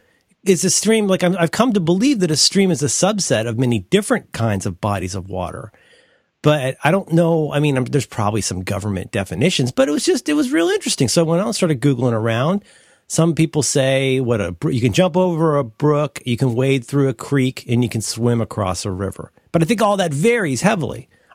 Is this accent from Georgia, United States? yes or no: no; Cincinnati, Ohio, United States; I am from Cincinnati. And right. A lot of my family is from Kentucky and West Virginia.